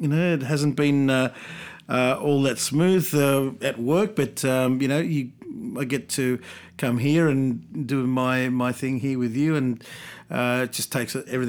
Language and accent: English; Chile; moved away; I'm from South America